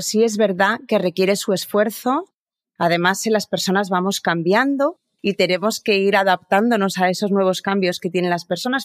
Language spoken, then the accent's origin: Spanish; Pamplona, Navarre, Spain; Yo nací en, en Pamplona, en una ciudad muy pequeñita en el norte de España